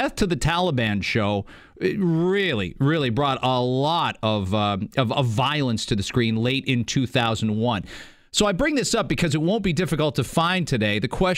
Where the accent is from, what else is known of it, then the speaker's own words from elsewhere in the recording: Canada; I don't pay any attention to the States. I'm Canadian. We talk too much about American stuff.